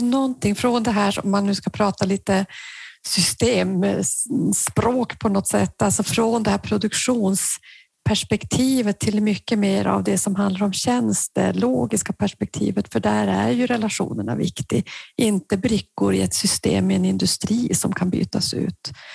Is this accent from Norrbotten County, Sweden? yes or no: yes; Norrbotten County, Sweden; i Norrbotten i alla fall, där jag kommer ifrån